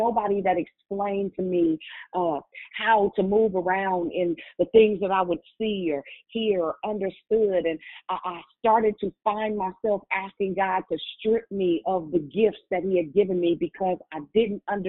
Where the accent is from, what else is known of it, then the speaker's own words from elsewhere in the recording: Richmond, Virginia, United States; I'm from Richmond